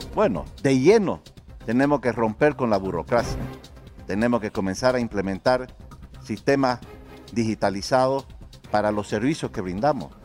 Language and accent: Spanish; Santa Cruz de la Sierra, Santa Cruz, Bolivia